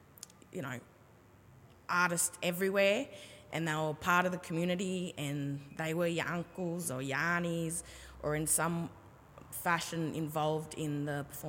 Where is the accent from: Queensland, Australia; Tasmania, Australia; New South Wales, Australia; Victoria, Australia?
New South Wales, Australia; Sydney; growing up in Redfern